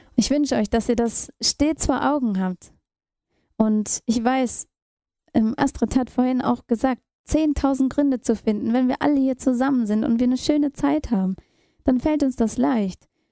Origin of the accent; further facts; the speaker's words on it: Germany; also born or lived in India / New Delhi, India; Und Deutschland und erst damals die Dresdner Straße 5 wurde meine Heimat